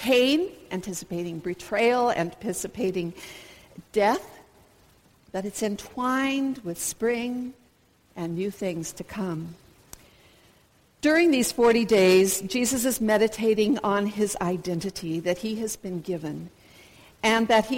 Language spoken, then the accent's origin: English; United States; moved away; introduce myself as a Baptist missionary, and as an American